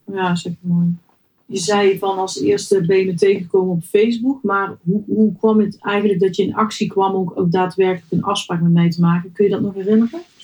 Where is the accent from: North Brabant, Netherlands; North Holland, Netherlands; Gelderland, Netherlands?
North Brabant, Netherlands; moved away as an adult; now in Helmond, Netherlands; Ik ben geboren in West-Brabant